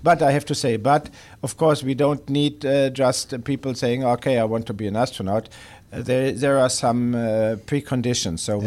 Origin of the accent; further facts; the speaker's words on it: Germany; moved away; home country or my former home country, Germany